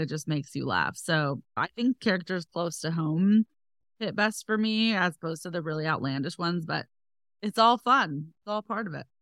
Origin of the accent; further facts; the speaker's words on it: next to San Francisco, Northern California, United States; also born or lived in Los Angeles; I'm from Northern California, next to San Francisco